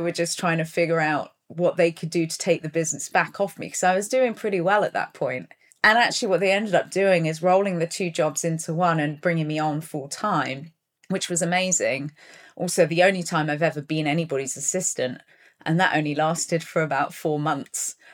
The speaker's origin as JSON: {"language": "English", "town": "Plymouth", "region": "South West England", "country": "United Kingdom", "tie": "born or raised there", "also_born_or_lived": "Taunton, Somerset / London", "moved": "yes", "said": "when I was four, we moved down to Plymouth in Devon. So I grew up in, in Plymouth, which is a seaside port"}